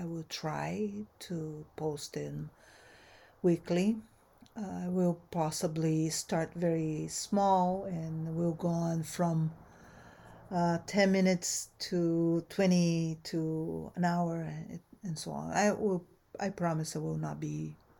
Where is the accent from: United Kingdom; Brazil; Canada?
Brazil; also born or lived in United States; now in Southern California, United States; I am a Brazilian-American anthropologist. I've been in the United States since 1984. So I immigrated from Brazil originally